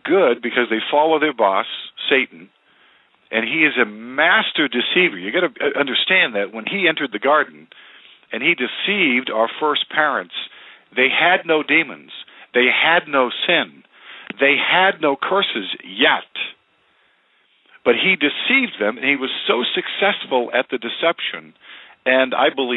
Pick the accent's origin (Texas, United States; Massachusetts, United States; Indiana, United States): Massachusetts, United States; moved away; I grew up in New England. Massachusetts is my home state